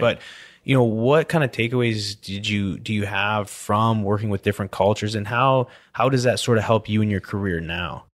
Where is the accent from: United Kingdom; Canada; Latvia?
Canada; British Columbia; now in Houston, United States; I grew up in British Columbia where I snowboarded all winter